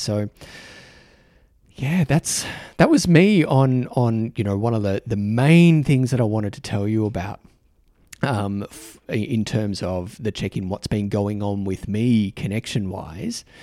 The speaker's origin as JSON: {"language": "English", "country": "Australia", "accent": "Australian", "said": "my Australian accent"}